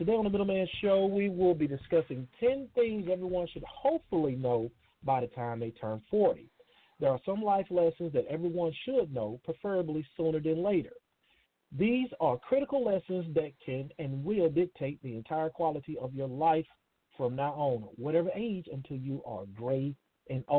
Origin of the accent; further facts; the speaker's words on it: Columbus, Mississippi, United States; moved away; my hometown of Columbus, Mississippi